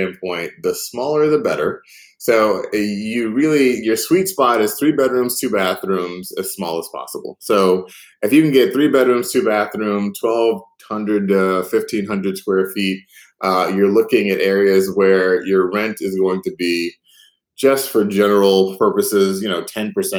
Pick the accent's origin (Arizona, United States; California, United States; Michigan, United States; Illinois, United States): Illinois, United States; Chicago; I grew up on the South Side of Chicago.